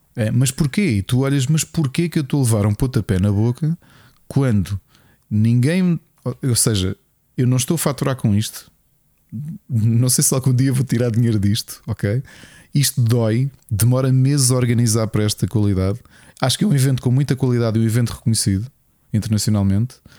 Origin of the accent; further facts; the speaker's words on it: Portugal; nós somos portugueses